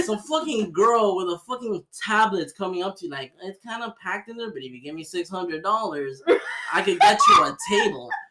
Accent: Miami, Florida, United States; I was born and raised here. I was born in Miami Jackson.

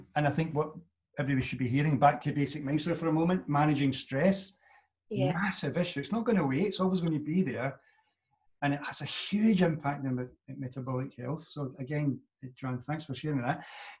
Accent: Glasgow, Scotland, United Kingdom; being a Glaswegian

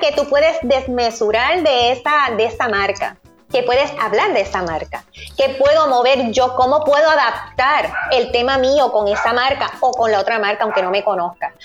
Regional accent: Puerto Rico; nosotros como puertorriqueños

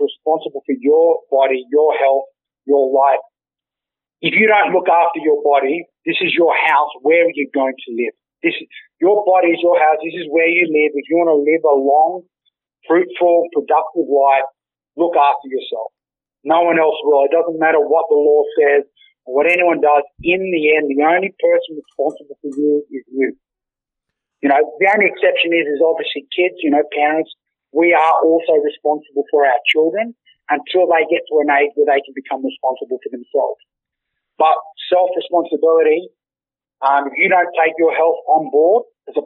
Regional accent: Australia; We are all Australian.

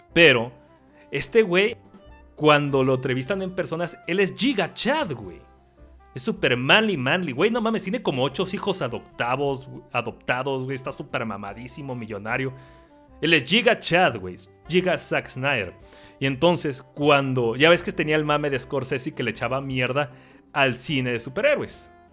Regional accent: Mexico; Como mexicano

